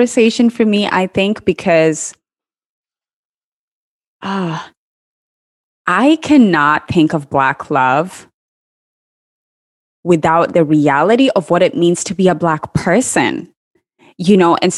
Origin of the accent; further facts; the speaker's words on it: Kenya; I grew up in Kenya